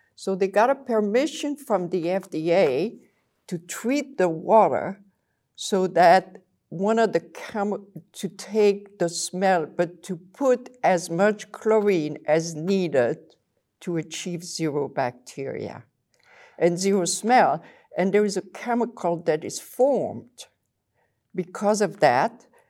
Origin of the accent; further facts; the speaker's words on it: Belgium; accent: French; English is a second language; moved away as an adult; now in Saint Louis, United States; I came from Belgium with this little accent, French, it won't go away